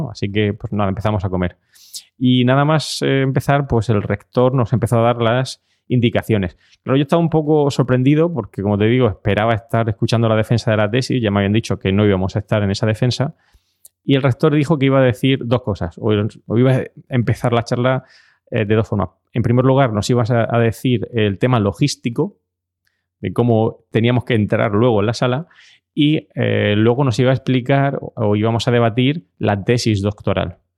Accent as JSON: {"language": "Spanish", "country": "Spain", "said": "me había tomado un café y como sabéis venimos de España."}